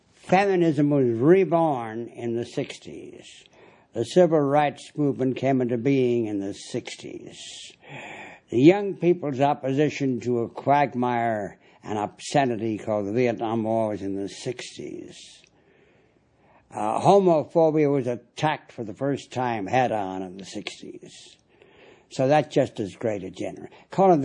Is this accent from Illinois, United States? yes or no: yes; Chicago, Illinois, United States; also born or lived in New York City; Chicago is my town. See, I was born in New York City, came here 8 years old, an asthmatic, sickly